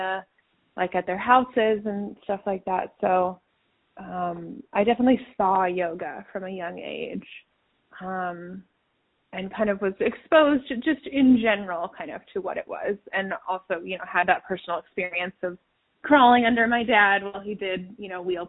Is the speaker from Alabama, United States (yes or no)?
no; New London, Connecticut, United States; moved away as an adult; also born or lived in Washington / New York City; I'm in New London, Connecticut right now, which is my hometown, and I just recently moved back here.